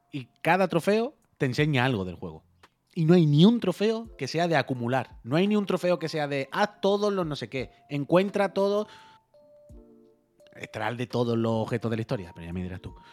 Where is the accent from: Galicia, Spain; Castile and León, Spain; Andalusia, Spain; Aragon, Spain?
Aragon, Spain; Teruel; Yo soy de Teruel y de Galpamir